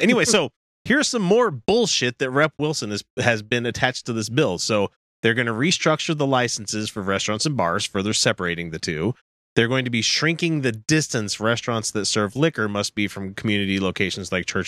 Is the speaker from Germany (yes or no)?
yes; Germany; now in Utah, United States; I grew up in Germany